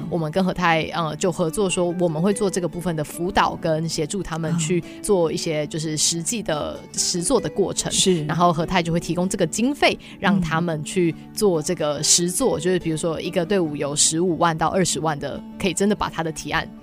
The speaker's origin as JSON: {"language": "Chinese", "country": "Taiwan", "tie": "born or raised there", "also_born_or_lived": "United States", "moved": "as an adult", "said": "我在台湾教育体制长大"}